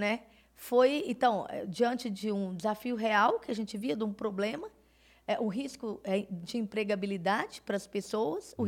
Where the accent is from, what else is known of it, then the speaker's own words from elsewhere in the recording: Belo Horizonte, Minas Gerais, Brazil; sou mineira de Belo Horizonte